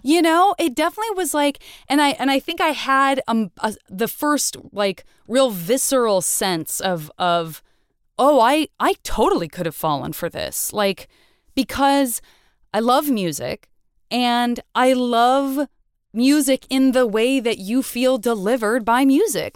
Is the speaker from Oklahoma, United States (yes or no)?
no; Tucson, Arizona, United States; I'm from Tucson